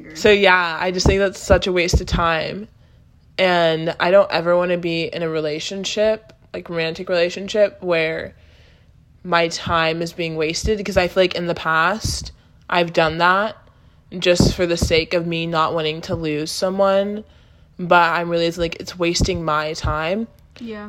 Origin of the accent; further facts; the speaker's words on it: Austin, Texas, United States; moved away as an adult; now in Los Angeles, United States; I was born and raised in Texas